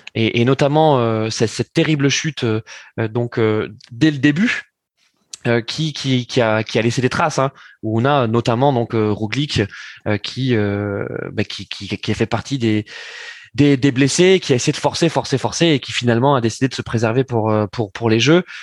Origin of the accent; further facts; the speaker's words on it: France; nous en tant que Français